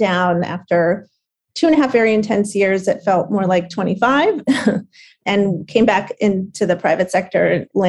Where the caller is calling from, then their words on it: New York City, New York, United States; Good. Well, thanks for asking me to join, and doing great, dialing in from New York City.